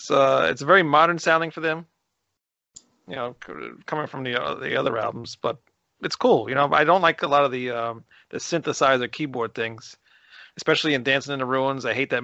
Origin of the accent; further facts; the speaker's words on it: New York, United States; I'm from New York.